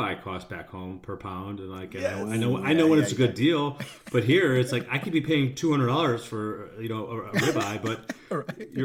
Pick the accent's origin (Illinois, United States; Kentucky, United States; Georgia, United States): Illinois, United States; Chicago; moved away as an adult; also born or lived in San Diego, United States; now in Sweden; I'm from Chicago